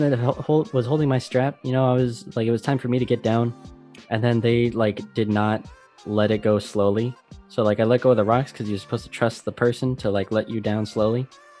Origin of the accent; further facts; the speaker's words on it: Las Vegas, Nevada, United States; now in Netherlands; I come from Las Vegas